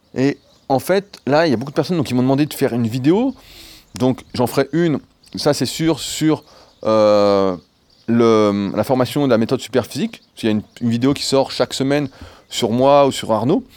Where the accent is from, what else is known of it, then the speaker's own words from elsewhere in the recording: France; also born or lived in Annecy; en tant que Français